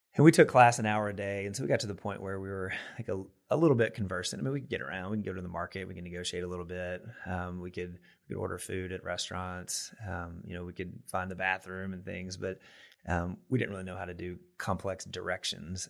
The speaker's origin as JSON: {"language": "English", "town": "Mannsville", "region": "Kentucky", "country": "United States", "tie": "born or raised there", "also_born_or_lived": "Danville, Kentucky", "said": "I'm from Kentucky originally. Um, from kind of a small town in Taylor County, Kentucky, a little town, Mansville"}